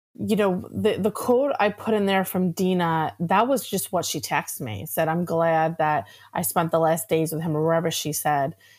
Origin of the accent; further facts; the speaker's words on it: Atlantic City area, New Jersey, United States; I grew up in the Atlantic City area